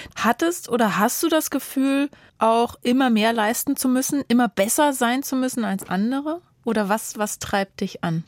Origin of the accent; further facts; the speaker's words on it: Germany; Bei uns in Deutschland